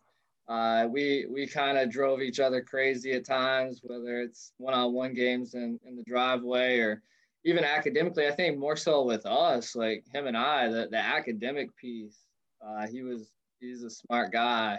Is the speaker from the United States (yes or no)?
yes; Maysville, Kentucky, United States; moved away as an adult; now in Florida, United States; I grew up in Maysville, Kentucky, a small town about an hour southeast of Cincinnati